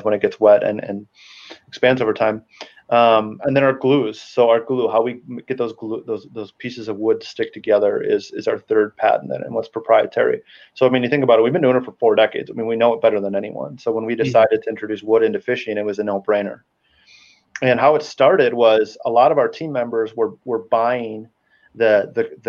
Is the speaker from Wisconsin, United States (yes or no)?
yes; Wisconsin, United States; I'm from Wisconsin, born and raised